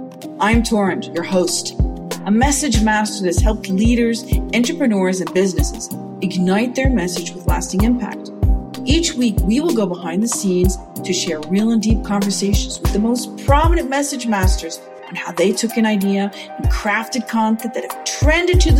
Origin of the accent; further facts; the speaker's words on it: Kristiansand, Agder, Norway; now in Kanab, United States; my hometown, Kristiansand.